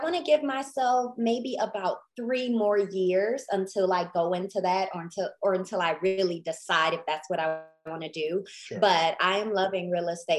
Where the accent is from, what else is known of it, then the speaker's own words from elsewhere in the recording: Detroit, Michigan, United States; moved away as an adult; now in Mansfield, United States; I reside in Mansfield, Texas, which is about 35 minutes outside of Dallas. It's in the Southwest region, but I was born in Detroit. I've been in Texas